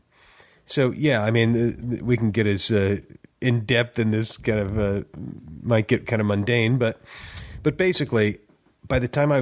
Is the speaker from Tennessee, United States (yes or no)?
no; Oakland, California, United States; moved away as an adult; now in Nashville, United States; Well, Oakland, California. Okay. Born and raised. And My wife and kids and I moved to Nashville in 2000.